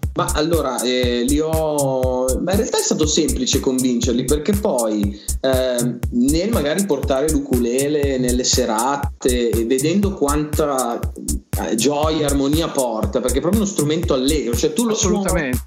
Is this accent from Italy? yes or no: yes; Valtellina, Lombardy, Italy; moved away; io vengo dalla Valtellina, prima di trasferirmi